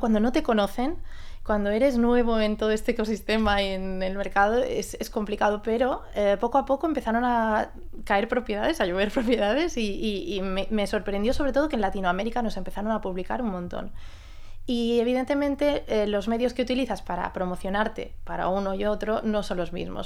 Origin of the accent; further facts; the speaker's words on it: Mallorca, Balearic Islands, Spain; Vengo de Mallorca, que es mi casa